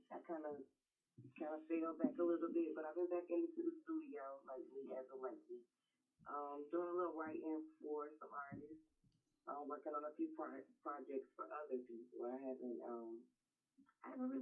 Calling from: Decatur, Georgia, United States; I'm calling from Decatur, Georgia

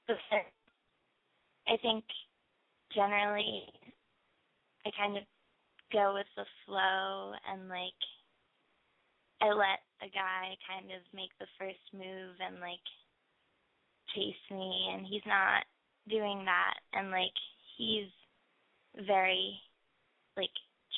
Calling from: Philadelphia, Pennsylvania, United States; I'm 16, and I'm from Philly.

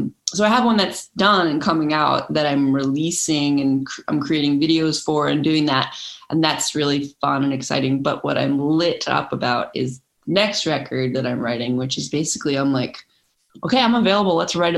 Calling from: Los Angeles, California, United States; I'm joining you from Los Angeles, California.

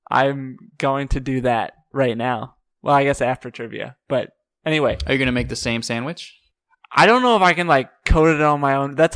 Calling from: Chicago, Illinois, United States; Calling from Chicago, Illinois. Chicago, Illinois.

